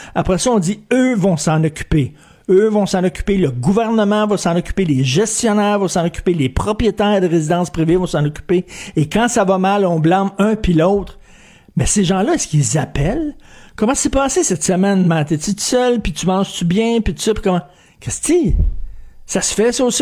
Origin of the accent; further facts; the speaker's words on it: Quebec, Canada; l'histoire du Québec, d'où on vient